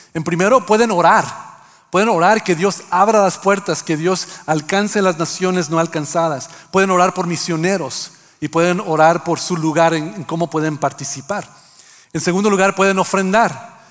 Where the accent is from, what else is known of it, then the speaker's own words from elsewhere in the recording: Mexico; mexicanos que también ah, hacemos algo con nuestro español